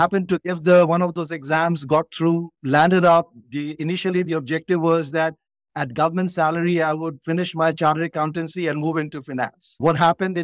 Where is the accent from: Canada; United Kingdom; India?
India; growing up in India